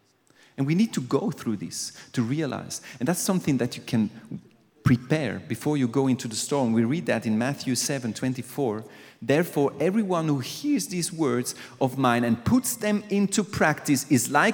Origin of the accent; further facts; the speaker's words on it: Aargau, Switzerland; I'm from Aargau. I'm from a different place